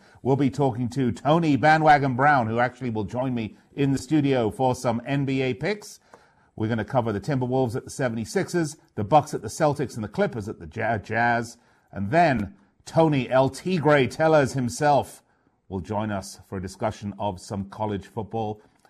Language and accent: English; London, United Kingdom; moved away as an adult; The Texan game actually is in London, my hometown